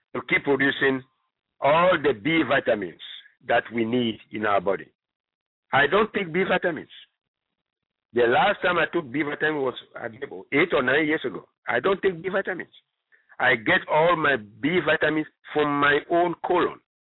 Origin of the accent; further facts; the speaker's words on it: Ghana; moved away; I come originally from Ghana